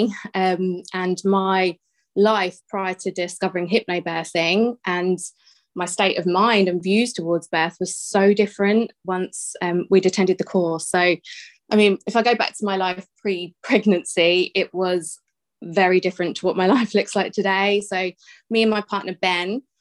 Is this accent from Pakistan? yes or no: no; Bedfordshire, East of England, United Kingdom; I am from Bedfordshire